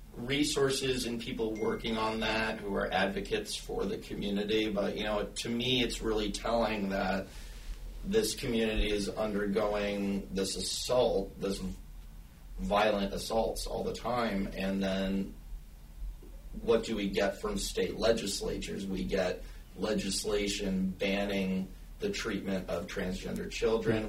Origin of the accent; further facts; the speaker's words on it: the South, United States; moved away; I'm originally from the South. I moved up here because the South is not safe